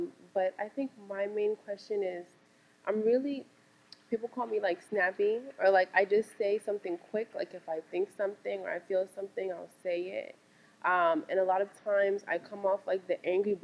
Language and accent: English; Uganda; I'm from Uganda. It's in East Africa.